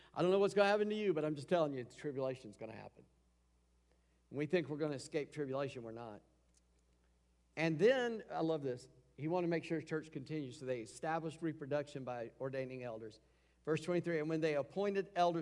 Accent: United States; We grew up in America

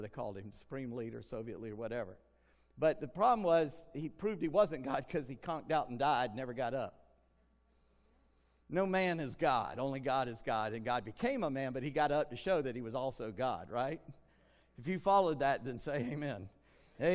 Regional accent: United States; we're American

